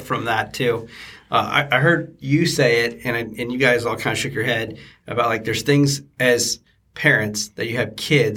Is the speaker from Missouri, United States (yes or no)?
no; Cajun, Louisiana, United States; accent: Cajun; first language English; now in Cincinnati, United States